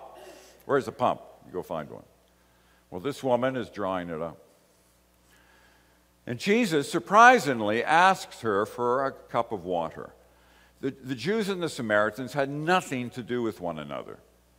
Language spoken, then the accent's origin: English; Ireland; I came from Ireland. I was born in Ireland.